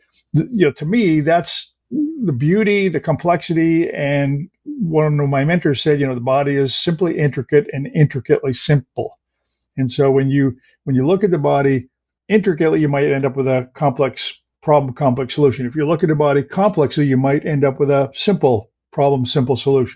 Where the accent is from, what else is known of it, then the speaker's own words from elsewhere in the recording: Canada; English is a second language; I grew up in Canada